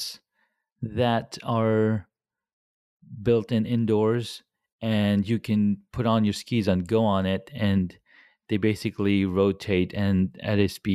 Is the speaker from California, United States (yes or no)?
yes; California, United States; I grew up in California